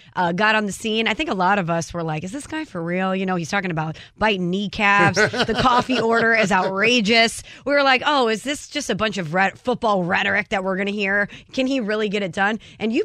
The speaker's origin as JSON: {"language": "English", "town": "St. Louis", "region": "Missouri", "country": "United States", "said": "I'm from the Lou, and I'm proud."}